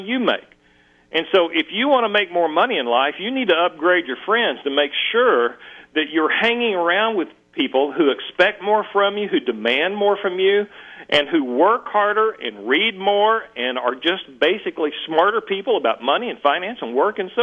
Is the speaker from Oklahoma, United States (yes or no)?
yes; Muskogee, Oklahoma, United States; I grew up dirt poor in Muskogee, Oklahoma.